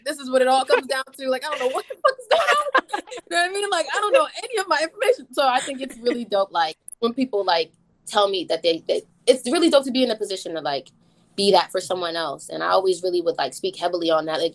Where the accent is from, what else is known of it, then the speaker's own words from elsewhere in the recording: New York City, New York, United States; accent: New York; young girl from like Southside Jamaica, Queens. Like, I'm from Queens, like I'm from New York